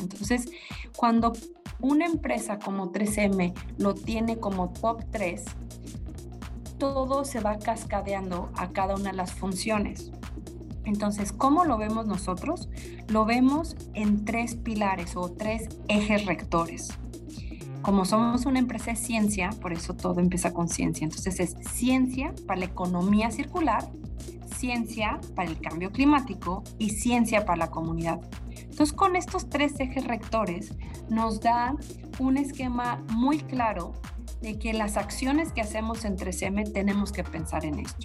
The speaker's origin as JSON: {"language": "Spanish", "country": "Mexico", "said": "nosotros como mexicanos"}